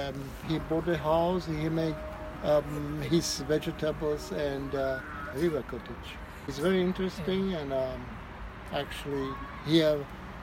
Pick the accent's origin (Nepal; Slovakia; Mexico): Slovakia; now in Vienna, Austria; I grew up in Slovakia.